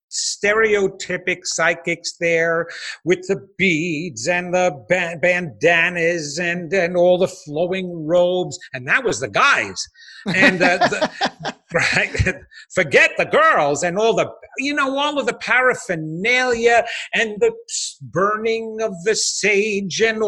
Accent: Levittown, New York, United States; I was a kid from Levittown, Long Island, a small little community, you know, suburban tract home community

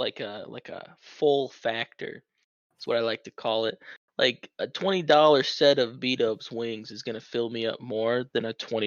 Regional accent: Midwest, United States; growing up in the Midwest

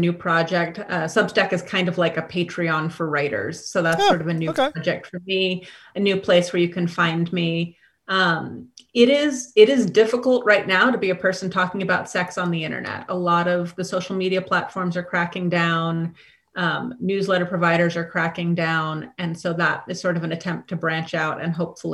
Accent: United States; I grew up in the American school system

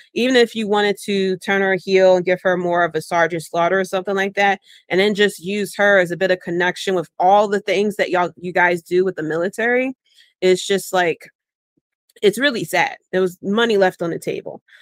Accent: Philadelphia, Pennsylvania, United States; born and raised in Philly

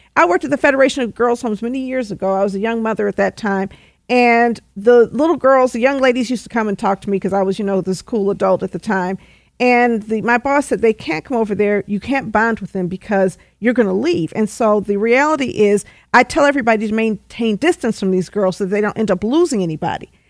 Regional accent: Detroit, Michigan, United States; I grew up in Detroit

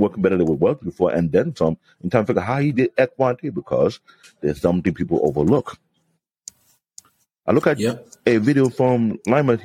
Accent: Canada; I'm a Canadian-born Nigerian

